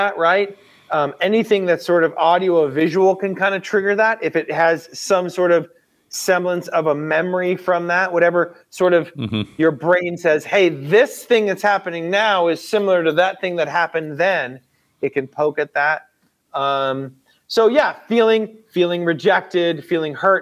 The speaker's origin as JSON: {"language": "English", "country": "United States", "said": "I'm an American in a first world country"}